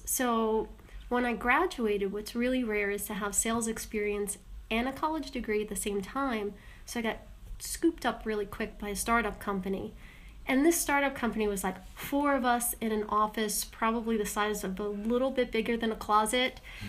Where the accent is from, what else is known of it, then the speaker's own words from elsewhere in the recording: New York, United States; I got stuck on a layover in Long Island, Huntington. Well, technically Hicksville, but then my last place of residency was Huntington.